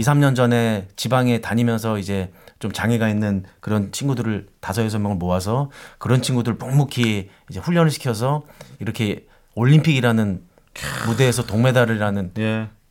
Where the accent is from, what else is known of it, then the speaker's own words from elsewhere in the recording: South Korea; moved away as an adult; now in Thailand; 나 한국에서 왔는데